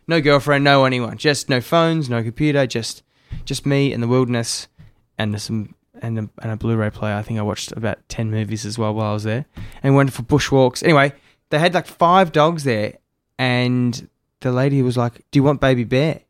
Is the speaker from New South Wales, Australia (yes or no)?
no; Melbourne, Victoria, Australia; moved away as an adult; also born or lived in Sydney; now in Gold Coast, Australia; I grew up in Melbourne